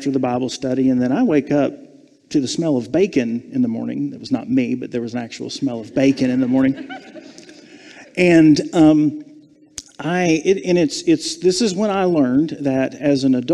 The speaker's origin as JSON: {"language": "English", "town": "Savannah", "region": "Georgia", "country": "United States", "tie": "born or raised there", "said": "I was born and raised in Savannah, Georgia"}